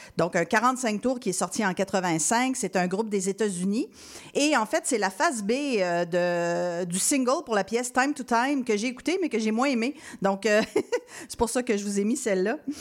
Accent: Quebec City, Quebec, Canada; je viens de Québec

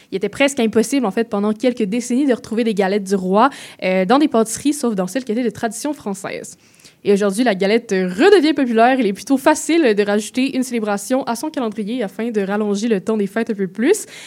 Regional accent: Quebec, Canada; en tant que Québécoise

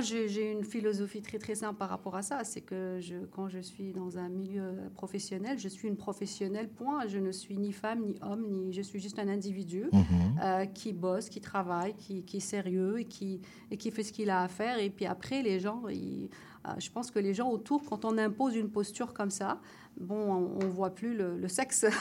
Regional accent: Morocco; moved away; je suis marocaine

